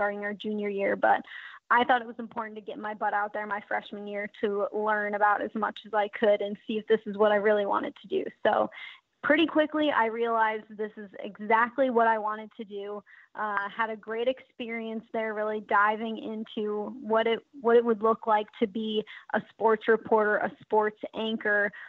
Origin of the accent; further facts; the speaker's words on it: Chicago, Illinois, United States; moved away as an adult; also born or lived in Tennessee; now in Buffalo, United States; I'm born and raised in Chicago